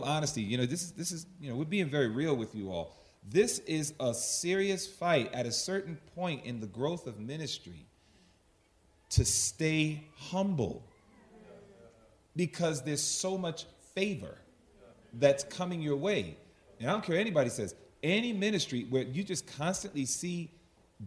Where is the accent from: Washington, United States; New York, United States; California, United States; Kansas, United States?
New York, United States; New York City; I'm from Hollis, Queens, New York